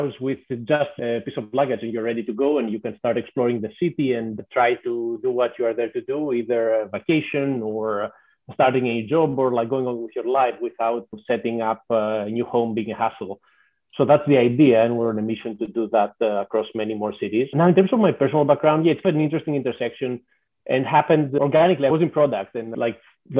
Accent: Greece; moved away as an adult; also born or lived in Athens; now in Seattle, United States; I'm originally from Greece, so definitely Greece is home

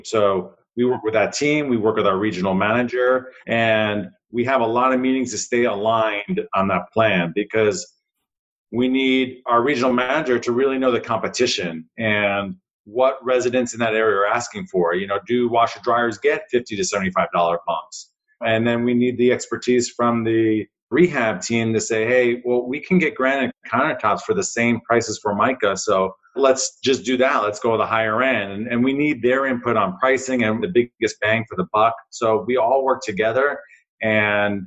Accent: New Jersey, United States; a kid growing up in New Jersey

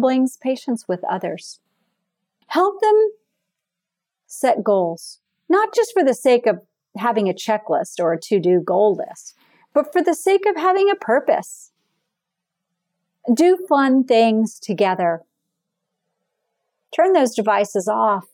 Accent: Florida, United States; I am from Florida.

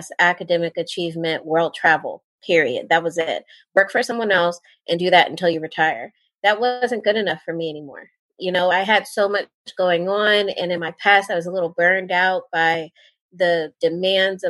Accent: Towson, Maryland, United States; moved away as an adult; also born or lived in South Carolina; now in Fayetteville, United States; I went to Towson University in Towson, Maryland, which is where I'm from. I'm actually from Maryland.

